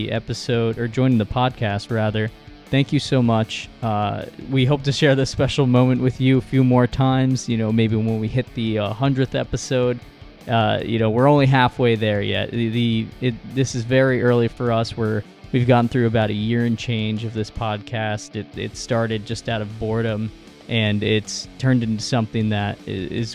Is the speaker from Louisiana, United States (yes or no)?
no; New York, United States; We're both from New York